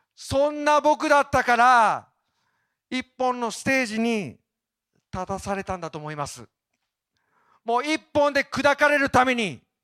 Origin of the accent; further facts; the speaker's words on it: Obihiro, Hokkaido, Japan; moved away; 帯広に行く際は、ぜひ、かな、片田舎にあります、私の実家